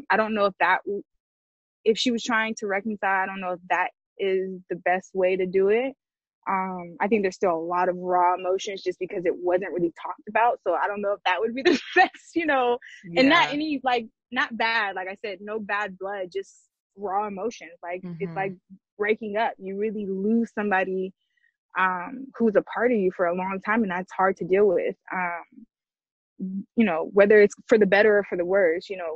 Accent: Georgia, United States; also born or lived in San Diego, California / Long Beach, California; now in California, United States; I am from here, but I was raised in Georgia. That's Georgia, home to me

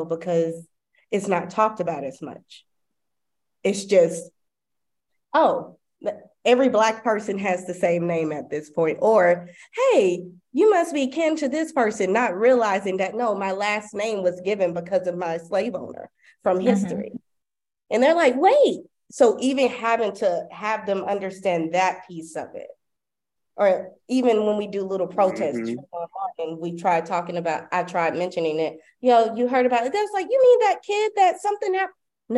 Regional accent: Clayton County, Georgia, United States; moved away as an adult; now in Dubai, United Arab Emirates; growing up in Clayton County

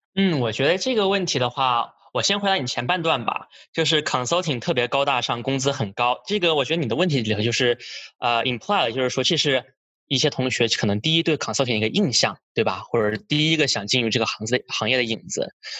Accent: Australia; now in United States; 我是从小是在澳洲长大的

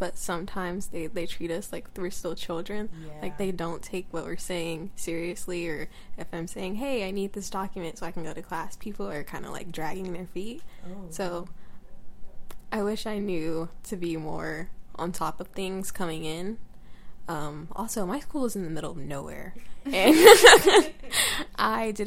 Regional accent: Georgia, United States; moved away as an adult; I'm from Georgia

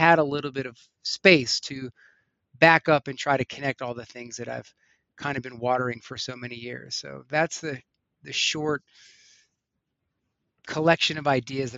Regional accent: East Coast, United States; now in Colorado, United States; Growing up on the East Coast, most of the concerts I went to were bars, clubs, stadiums. So coming out to Colorado

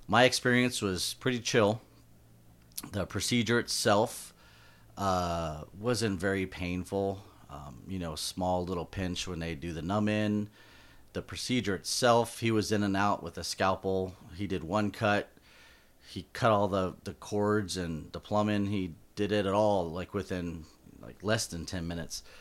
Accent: Florida, United States; accent: southern drawl; I have like a like a southern drawl

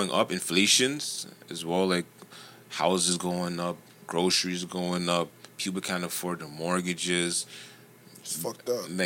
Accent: Toronto, Ontario, Canada; just because I'm from Jane and Finch

